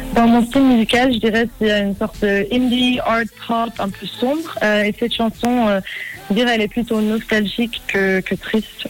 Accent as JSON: {"language": "French", "region": "Zurich", "country": "Switzerland", "tie": "born or raised there", "also_born_or_lived": "New York, United States"}